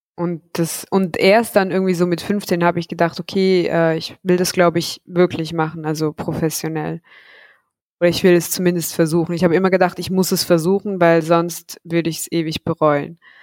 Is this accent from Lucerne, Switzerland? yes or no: no; Zug, Switzerland; in meiner Heimatstadt in Zug